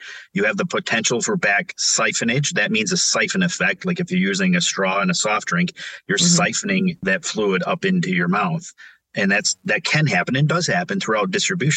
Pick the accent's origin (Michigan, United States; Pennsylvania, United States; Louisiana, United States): Michigan, United States; Montrose; also born or lived in Flint, Michigan; growing up on Lake Road in Montrose, Michigan, outside of Flint